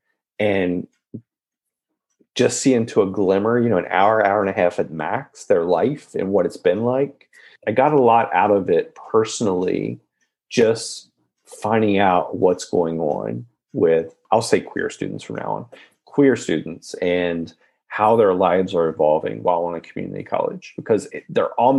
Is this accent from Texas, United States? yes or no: no; West Virginia, United States; I'm born and raised in West Virginia.